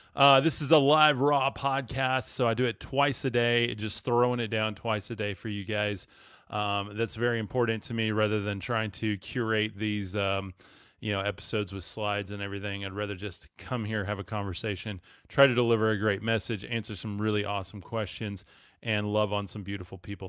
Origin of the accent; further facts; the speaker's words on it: West Texas, United States; I'm from West Texas